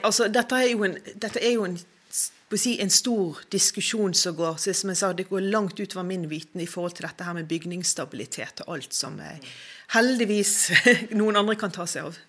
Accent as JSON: {"language": "Norwegian", "town": "Bergen", "region": "Vestland", "country": "Norway", "said": "Jeg er jo bergenser, jeg er jo veldig sånn patriot"}